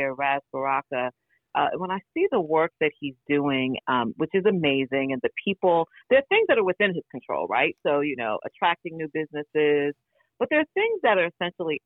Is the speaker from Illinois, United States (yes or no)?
no; New York, United States; I grew up impoverished in New York